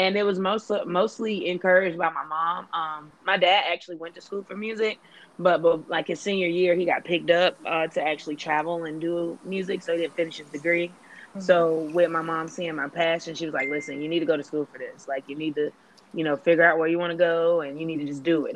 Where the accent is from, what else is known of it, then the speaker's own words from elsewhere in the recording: Clinton, North Carolina, United States; I hail from North Carolina, specifically Clinton.